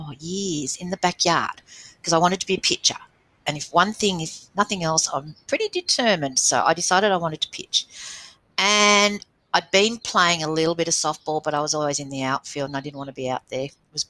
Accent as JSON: {"language": "English", "town": "Wagga Wagga", "region": "New South Wales", "country": "Australia", "tie": "born or raised there", "said": "I did grow up in Wagga, yes."}